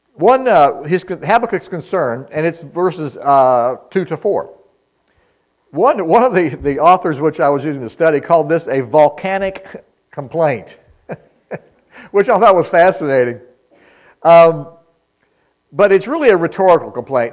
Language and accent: English; United States; we are as American people